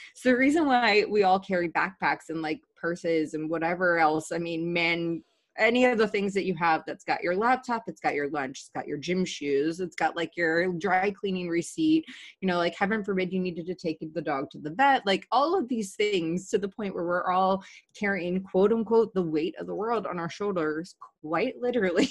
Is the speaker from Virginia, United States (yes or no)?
yes; Virginia, United States; moved away as an adult; also born or lived in Washington, D.C. / San Diego; now in New York, United States; being from Virginia